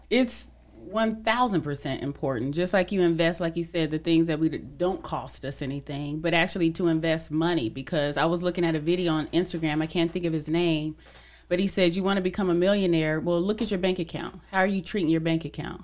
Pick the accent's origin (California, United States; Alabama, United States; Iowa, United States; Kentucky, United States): California, United States; I'm from Cali